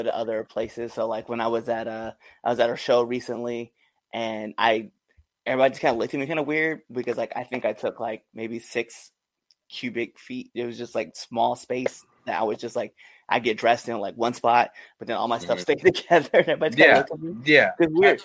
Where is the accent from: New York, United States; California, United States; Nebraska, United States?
Nebraska, United States; now in Baltimore, United States; I'm a hick. I'm a redneck from Nebraska.